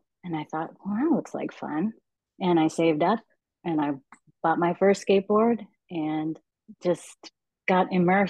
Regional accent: Eugene, Oregon, United States; also born or lived in Los Angeles, California / Springfield, Oregon; I was born in Los Angeles, but I was raised in Eugene and Springfield, Oregon.

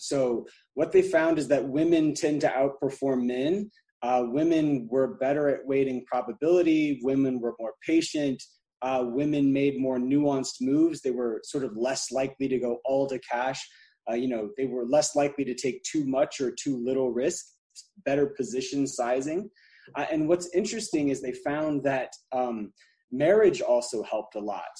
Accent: Alabama, United States; now in Atlanta, United States; I'm from Alabama originally, even though I live in Atlanta now, and just grew up with sort of a slow pace of life

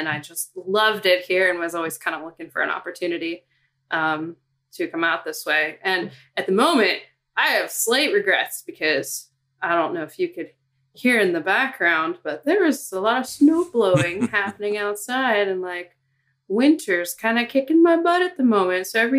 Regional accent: Ohio, United States; moved away as an adult; also born or lived in Cincinnati; now in Boston, United States; I'm from the Midwest. I'm from Ohio and I came out to Boston. I worked an internship here and it was the first big city.

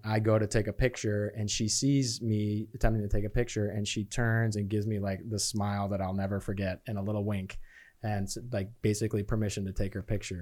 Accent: Chicago, Illinois, United States; moved away as an adult; also born or lived in Beloit, Wisconsin / Phoenix, Arizona; now in Charlotte, United States; I was born in Beloit, Wisconsin, and I grew up, uh, in the suburbs of Chicago and stayed there until I went to college

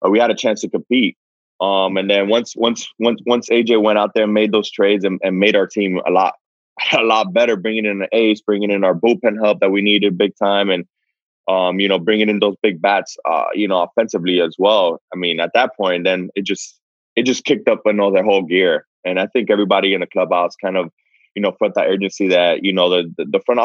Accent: Miami, Florida, United States; moved away as an adult; now in San Diego, United States; I'm from Miami, been out there a long time

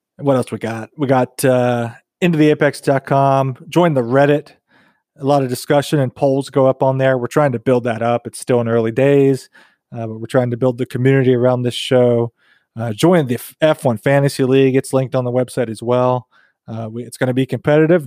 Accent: United States; as an American F one fan

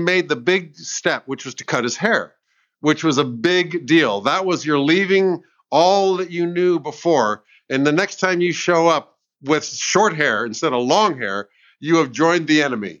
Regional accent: United States; now in England; I'm American.

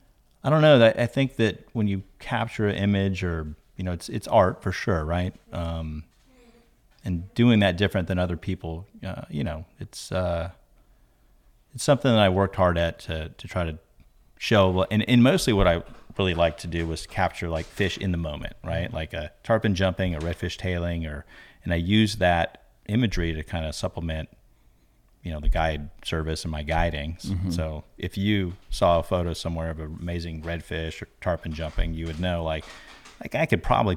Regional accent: Florida, United States; Here in Florida. Yeah. Born here in Florida.

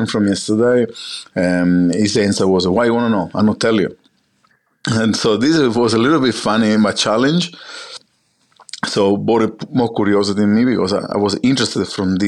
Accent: Sicily, Italy; English is a second language; moved away as an adult; now in Australia; As an Italian, I grew up in Sicily all my life before I came to Australia. I was born in Sicily

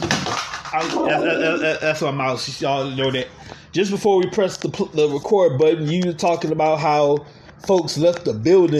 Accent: Louisiana, United States; So I grew up in Louisiana

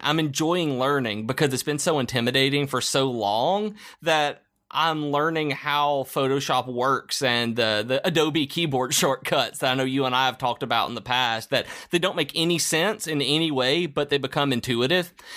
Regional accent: the South, Southern United States, United States; as a Southerner

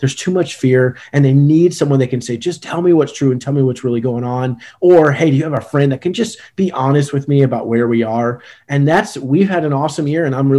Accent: Richmond, Virginia, United States; moved away as an adult; now in Newport News, United States; I'm from Richmond, Virginia originally, and went back home

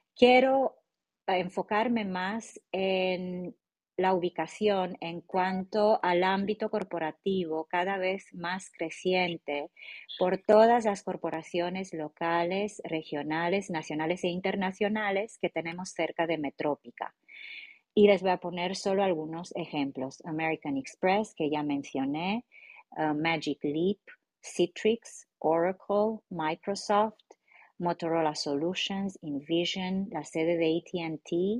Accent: Romania; Spanish is a second language; moved away; yo como rumana

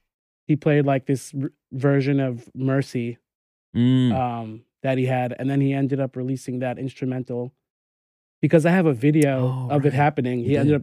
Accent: New York, United States; I grew up in New York

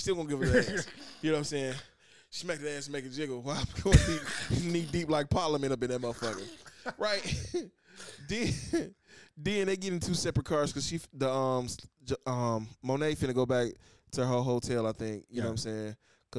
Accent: United States; I'm African descent American. Right. I'm an American first.

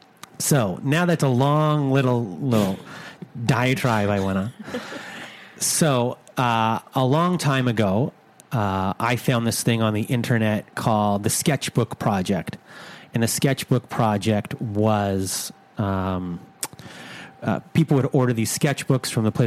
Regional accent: Canada; I'm from Canada.

